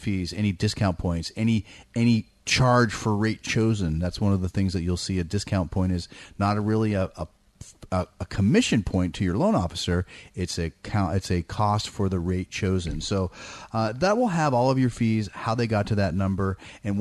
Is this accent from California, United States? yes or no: yes; Danville, California, United States; now in El Dorado Hills, United States; I grew up in the East Bay in Danville